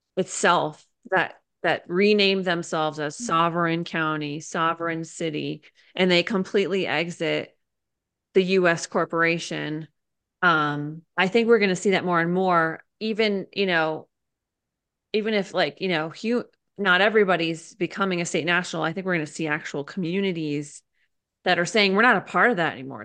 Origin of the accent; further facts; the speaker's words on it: Connecticut, United States; now in Idaho, United States; I was born in Connecticut